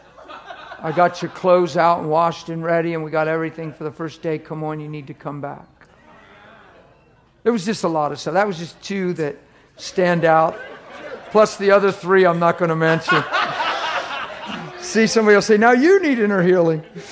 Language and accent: English; East Coast, United States; I'm from the East Coast